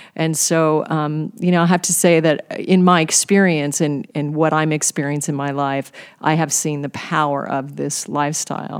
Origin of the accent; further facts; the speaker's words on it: Alaska, United States; I was raised in Alaska on game meat